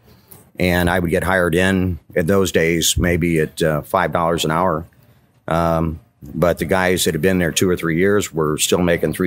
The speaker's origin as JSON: {"language": "English", "town": "Alton", "region": "Illinois", "country": "United States", "tie": "born or raised there", "said": "born and raised in the area."}